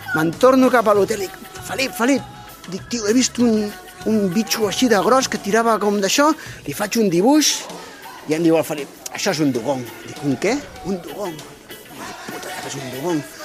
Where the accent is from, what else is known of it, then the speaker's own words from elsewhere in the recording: Barcelona, Sabadell, Catalonia, Spain; som de Barcelona, Sabadell